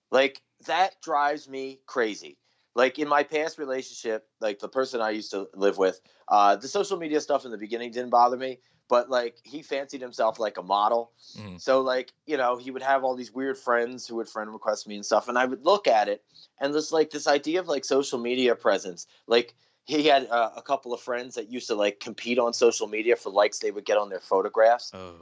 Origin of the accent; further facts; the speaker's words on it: New Jersey, United States; moved away as an adult; also born or lived in Philadelphia, Pennsylvania; I was actually born in Philadelphia, and I think raised there till I was like eight or nine, and then I moved to Jersey till I was eighteen